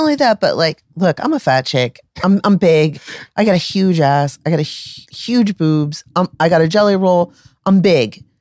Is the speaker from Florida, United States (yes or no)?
yes; Tampa Bay area, Florida, United States; I'm from the Tampa Bay area